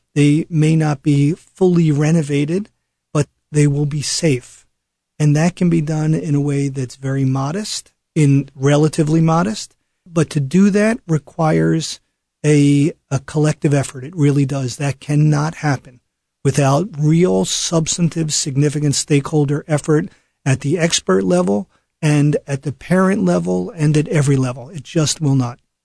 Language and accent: English; Philadelphia, Pennsylvania, United States; when I was growing up in Philadelphia